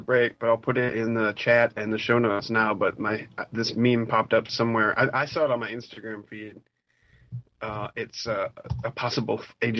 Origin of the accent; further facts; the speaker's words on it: Rochester, United States; my hometown here in Rochester